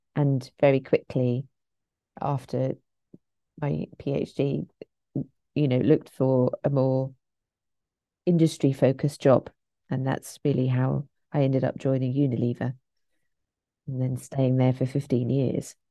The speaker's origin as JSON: {"language": "English", "town": "St Albans", "region": "East of England", "country": "United Kingdom", "tie": "born or raised there", "said": "I'm from Saint Albans, which is just outside London"}